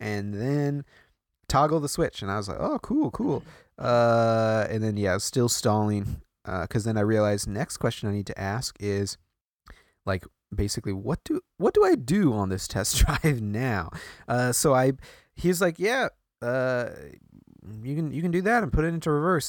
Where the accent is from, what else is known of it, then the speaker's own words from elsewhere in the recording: Midwest, United States; moved away; also born or lived in Iowa; I grew up in the Midwest